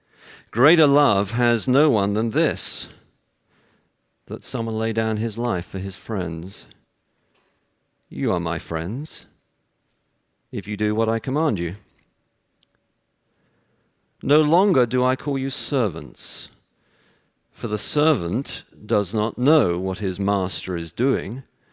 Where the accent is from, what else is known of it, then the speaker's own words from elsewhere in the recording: Texas, United States; born there; And as you can tell from my accent, I was born in Texas.